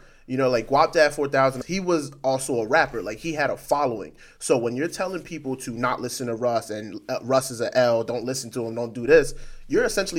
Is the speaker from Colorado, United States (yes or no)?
no; New York, United States; You live in LA. I'm from New York.